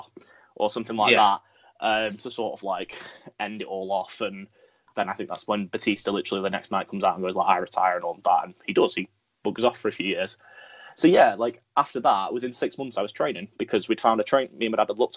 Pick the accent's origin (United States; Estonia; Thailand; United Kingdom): United Kingdom; Merseyside, North West England; also born or lived in Lancashire / Brighton; I was born in Merseyside, lived there for about 10 years. Moved to Lancashire